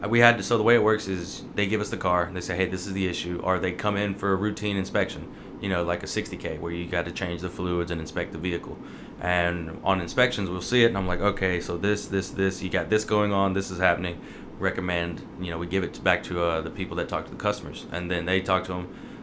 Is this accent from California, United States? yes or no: no; Mississippi, United States; And I'm from Mississippi, so a lot of people like to do their own work.